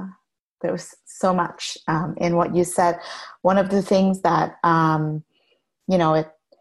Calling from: Cedar Park, Texas, United States; Austin, well, Cedar Park, Texas.

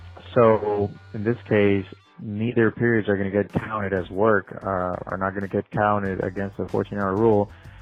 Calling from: Laredo, Texas, United States; I'm calling you from Dial Van Inc., a trucking company here in Laredo, Texas.

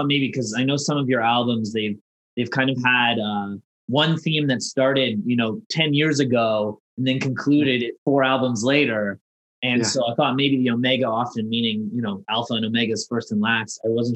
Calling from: Toronto, Ontario, Canada; I'm calling from Toronto

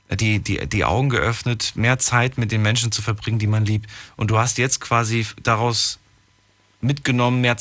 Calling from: Neuwied, Rhineland-Palatinate, Germany; Äh, ich komme aus Neuwied.

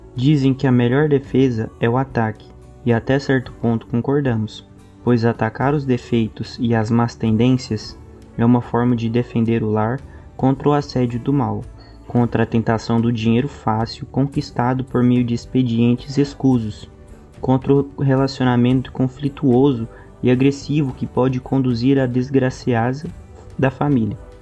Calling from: Goiânia, Goiás, Brazil; eu falo de Goiânia

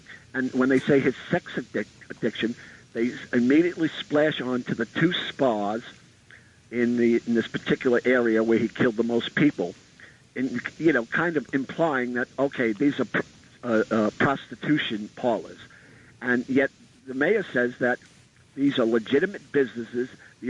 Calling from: Staten Island, New York, United States; from Staten Island, New York.

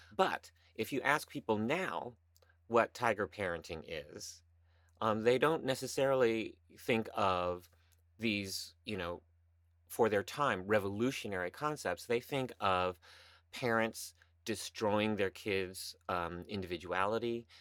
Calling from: New York City, New York, United States; I am calling in from the cl, my closet here in Midtown Manhattan

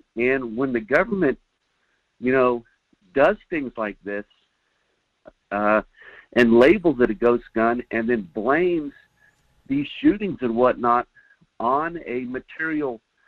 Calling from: Fairbanks, Alaska, United States; Yeah, hi, Mike. … up in Fairbanks, Alaska.

